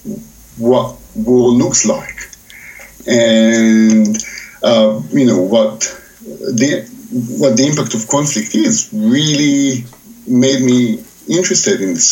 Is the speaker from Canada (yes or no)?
no; Israel; I was brought up in Israel, where everything, of course, is political.